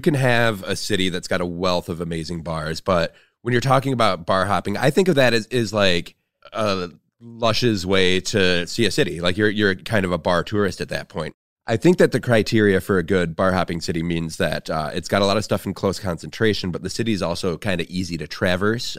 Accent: Flint, Michigan, United States; moved away; my hometown of Flint, Michigan

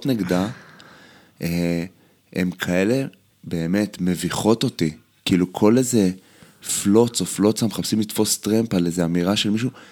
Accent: Israel; אנחנו ישראלים בסוף

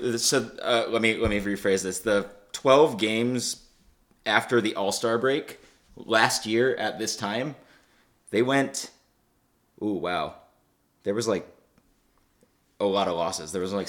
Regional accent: Massachusetts, United States; I grew up in Massachusetts, I'm a Boston fan

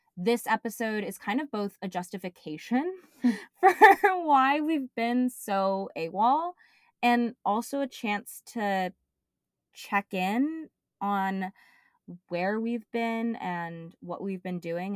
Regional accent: Bay Area, California, United States; born or raised there

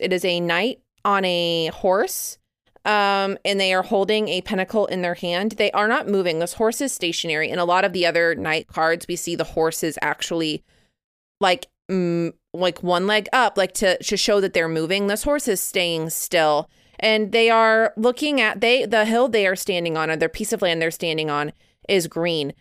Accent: Midwest, United States; I grew up in the Midwest

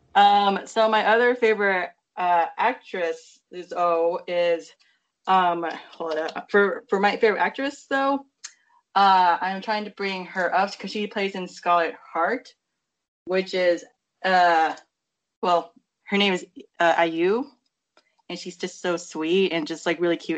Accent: United States; growing up in America

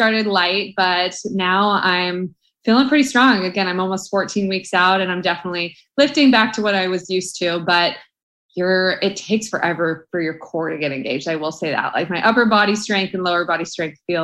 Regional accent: Orange County, California, United States; moved away as an adult; also born or lived in Arizona; I'm born and raised in Orange County, California, but I went to school in Arizona

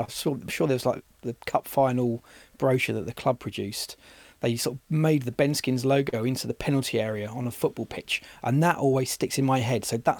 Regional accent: Watford, East of England, United Kingdom; I was born in Watford

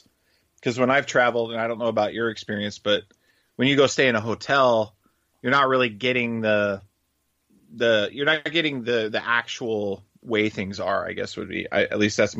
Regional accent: Gilbert, Arizona, United States; and I come from Gilbert, Arizona, and we're already in Tennessee at the moment.

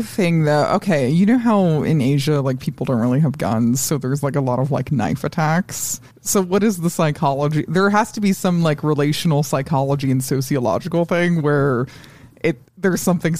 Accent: Colorado, United States; I grew up in Colorado.

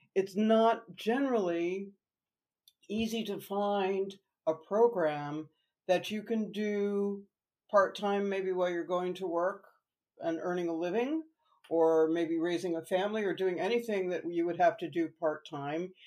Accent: New Jersey, United States; also born or lived in New York; I am a New Jersey native

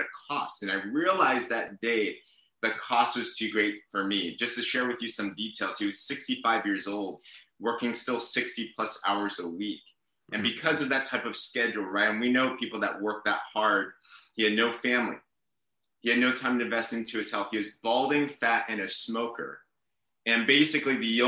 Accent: San Diego, California, United States; moved away as an adult; also born or lived in China; now in Bay Area, United States; I was born in China, but I came when I was 6 months old. So I'm pretty much American. I can understand Chinese. I can't speak it. I have a horrible accent, but I grew up in San Diego

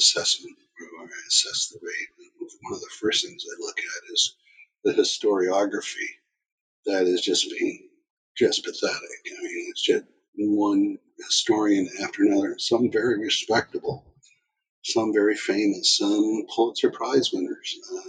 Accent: Canada; And the fact that I'm Canadian, it doesn't bias me to favor one side over the other.

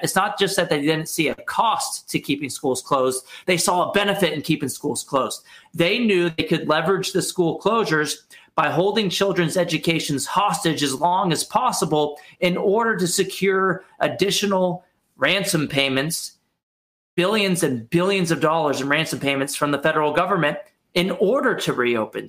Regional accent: Texas, United States; moved away as an adult; also born or lived in Arkansas; now in Washington D.C., United States; I grew up in Texas

